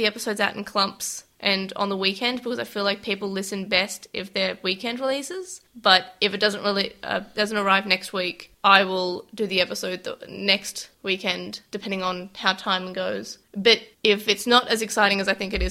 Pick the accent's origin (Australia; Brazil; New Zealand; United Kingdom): Australia; we're Australian